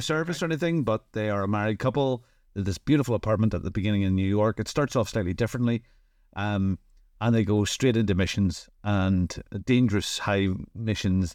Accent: Northern Ireland, United Kingdom; I'm from Northern Ireland

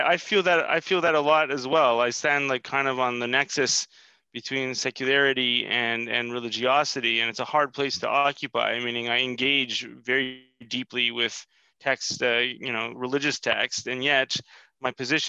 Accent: Canada; born there; I mean, I was born in Canada, and you know, I've always felt kind of a stranger in so many different context.

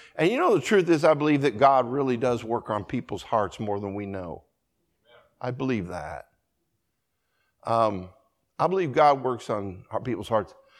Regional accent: Colorado, United States; I grew up in Colorado

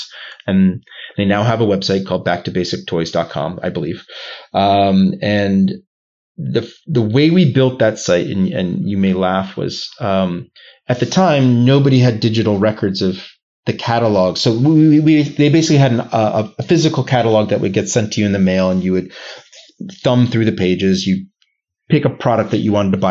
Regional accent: United States; moved away as an adult; also born or lived in Boston; now in Geneva, Switzerland; as an American, I'm the poster child for, you know, I speak one language

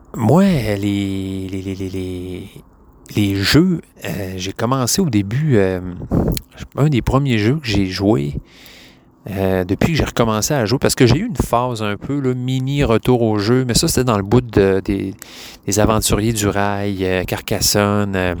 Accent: Quebec, Canada; je suis québécois

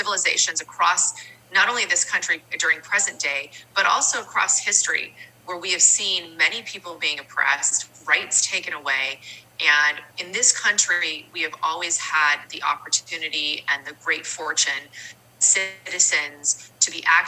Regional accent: California, United States; I've always lived in the state of California

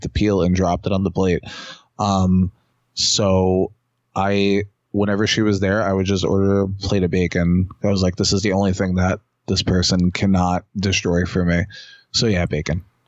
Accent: New York City, New York, United States; years ago when I was younger, there was where I grew up in Queens

